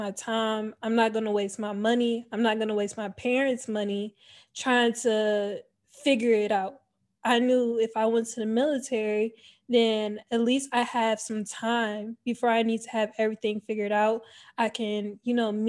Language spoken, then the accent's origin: English; Cleveland, Ohio, United States; moved away as an adult; I was born and raised in Cleveland, Ohio. I lived there up until the age of 18 years old.